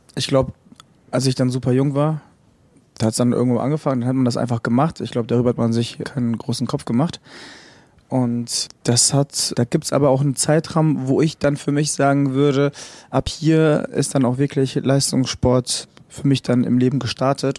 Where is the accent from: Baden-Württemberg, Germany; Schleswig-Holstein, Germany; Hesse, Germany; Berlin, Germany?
Hesse, Germany; Frankfurt; Ich bin gebürtiger Frankfurter, also im Bezirk Frankfurt